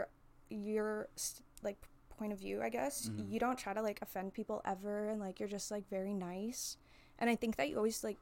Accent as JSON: {"language": "English", "country": "Canada", "tie": "born or raised there", "said": "I was born in Canada"}